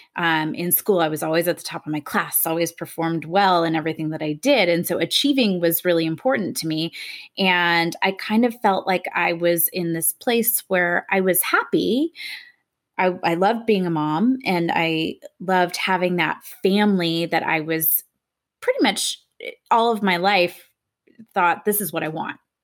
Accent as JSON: {"language": "English", "region": "Southern California", "country": "United States", "tie": "born or raised there", "said": "I grew up in Southern California, raised in a middle class family"}